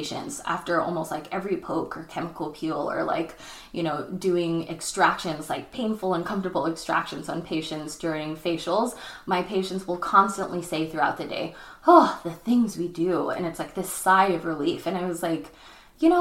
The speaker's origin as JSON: {"language": "English", "town": "Chino Hills", "region": "California", "country": "United States", "tie": "born or raised there", "lives_now": "Los Angeles, United States", "said": "Chino Hills, my hometown."}